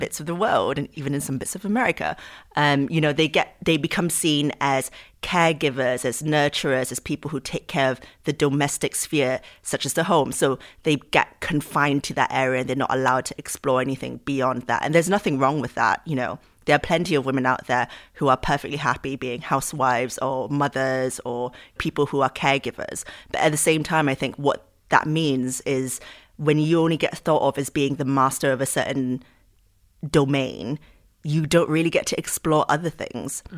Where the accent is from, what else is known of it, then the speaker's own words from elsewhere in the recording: Singapore; moved away; I grew up in Singapore, what I learned about in the history books was very much about Southeast Asian history